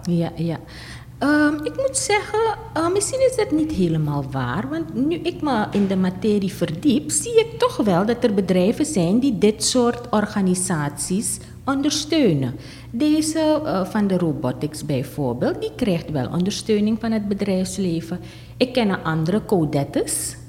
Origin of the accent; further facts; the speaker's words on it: Suriname; onze Surinaamse dingen